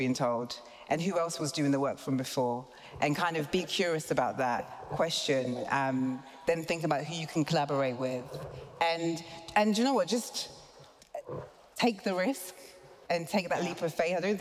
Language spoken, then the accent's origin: English; British born, England, United Kingdom; us being British born, us also being Ghanaian